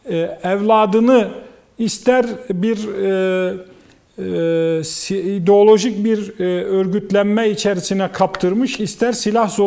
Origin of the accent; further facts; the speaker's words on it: Erzurum, Turkey; Bunlardan birisi de ben Erzurumluyum.